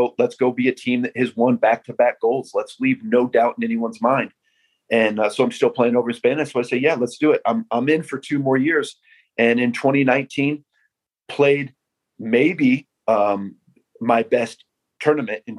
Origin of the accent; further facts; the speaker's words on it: Iowa, United States; Here in my hometown